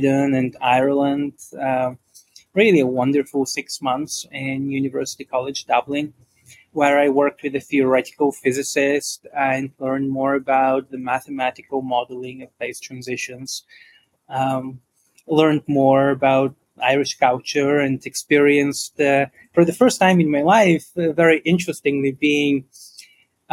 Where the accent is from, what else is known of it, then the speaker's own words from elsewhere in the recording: Bulgaria; moved away; I grew up in Bulgaria